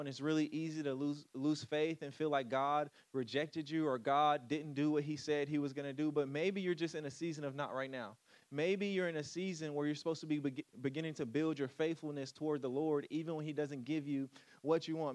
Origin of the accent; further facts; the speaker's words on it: Louisiana, United States; moved away; I moved away from Louisiana